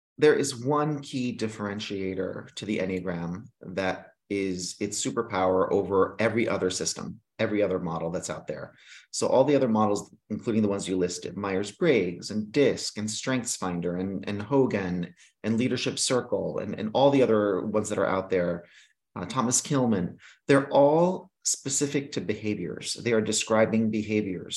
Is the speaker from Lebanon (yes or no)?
no; Greece; moved away; I was raised in Greece